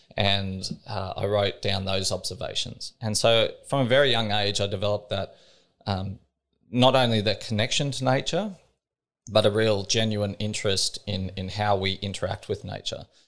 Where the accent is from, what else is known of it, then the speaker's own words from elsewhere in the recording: Australia; I was brought up in Cattle Station